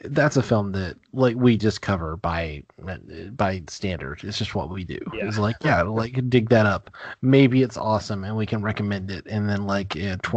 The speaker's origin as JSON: {"language": "English", "region": "Deep South", "country": "United States", "tie": "born or raised there", "said": "I grew up in the Deep South. I grew up in like the deepest part of the Deep South."}